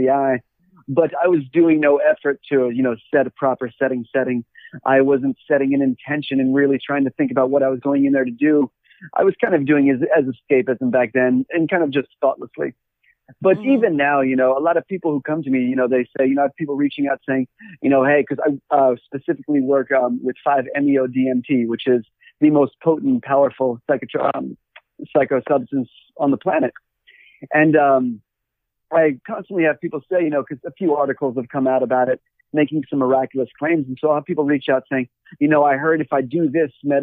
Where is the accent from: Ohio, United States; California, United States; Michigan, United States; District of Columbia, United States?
District of Columbia, United States; Washington; moved away as an adult; now in Los Angeles, United States; I grew up in Washington, D.C., and then I ended up leaving in around 2007 and left the U.S.